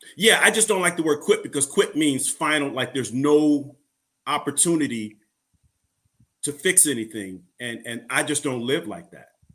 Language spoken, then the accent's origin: English; Illinois, United States; I'm from Illinois